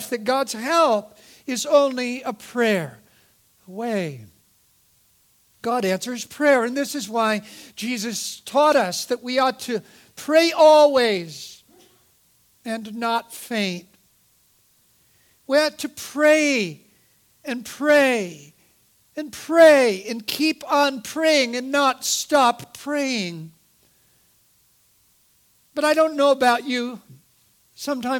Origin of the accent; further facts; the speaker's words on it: Eugene, Oregon, United States; I grew up in Eugene, Oregon